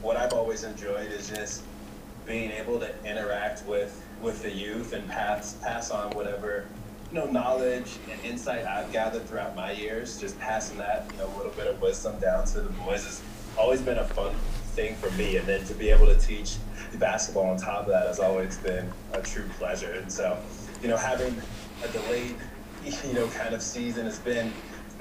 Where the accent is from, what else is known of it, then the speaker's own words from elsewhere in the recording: Las Vegas, Nevada, United States; I grew up in Las Vegas